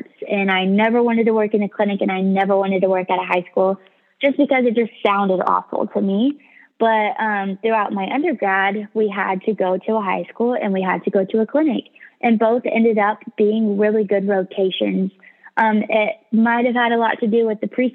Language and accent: English; Tulsa, Oklahoma, United States; moved away as an adult; also born or lived in Arizona; Tulsa is my hometown